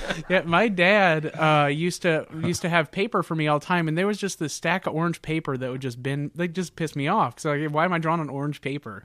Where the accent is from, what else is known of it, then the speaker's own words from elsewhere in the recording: Clyde, Ohio, United States; moved away as an adult; also born or lived in Bowling Green, Ohio; now in Cincinnati, United States; from Northern Ohio, uh, lots of cornfields, soybean fields, um, lots of television. uh, growing up